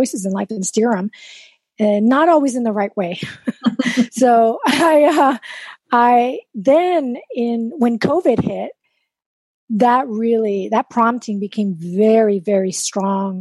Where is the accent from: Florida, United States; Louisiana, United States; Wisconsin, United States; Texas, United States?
Texas, United States; South; first language Spanish; English is a second language; I grew up in South Texas